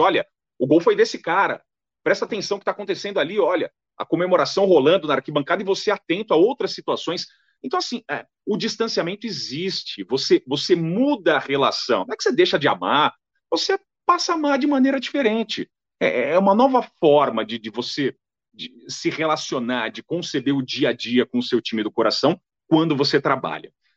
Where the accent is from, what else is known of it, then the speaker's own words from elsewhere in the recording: São Paulo, Brazil; also born or lived in Timóteo, Minas Gerais / Fortaleza, Ceará; eu sou paulista, né, é, nascido em São Paulo